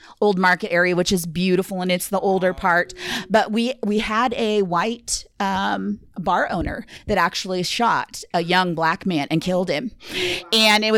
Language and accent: English; western Nebraska, United States; I come from Nebraska, and originally growing up, I lived in a western town, that western Nebraska